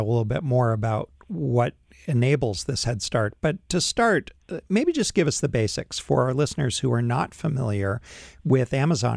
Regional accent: Boston, Massachusetts, United States; it's my hometown

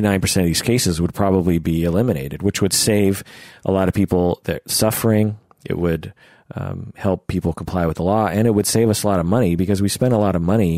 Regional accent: Seattle, Washington, United States; born and raised in Seattle

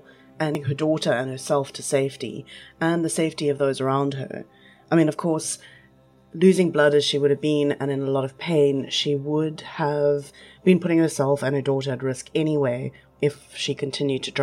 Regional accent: East London, Eastern Cape, South Africa; I grew up in East London

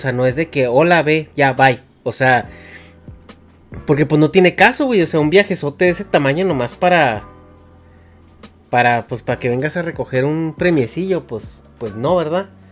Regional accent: Mexico; como mexicano

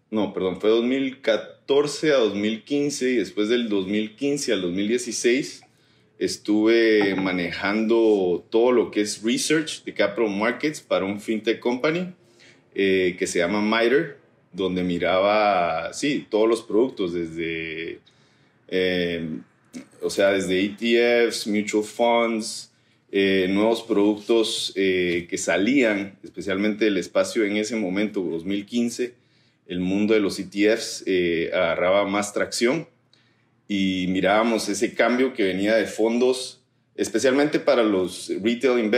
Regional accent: Guatemala; guatemalteco. Soy, de Guatemala.

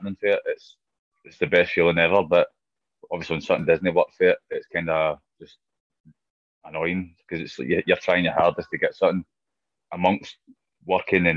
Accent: Scotland, United Kingdom; being Scottish

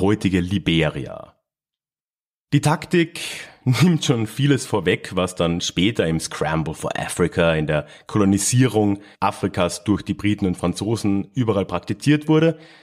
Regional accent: Villach, Carinthia, Austria; moved away; in meiner alten Heimatstadt Villach in Kärnten

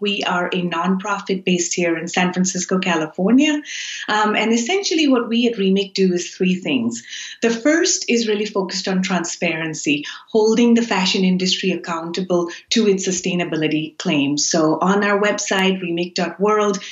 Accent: Karachi, Sindh, Pakistan; moved away; I grew up in Karachi, which is a production hub where a lot of our clothes come from.

